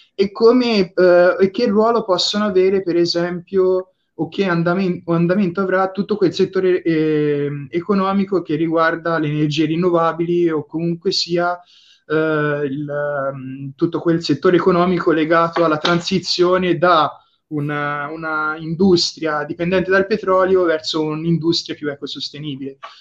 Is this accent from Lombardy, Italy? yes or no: no; Livorno, Tuscany, Italy; vengo da Livorno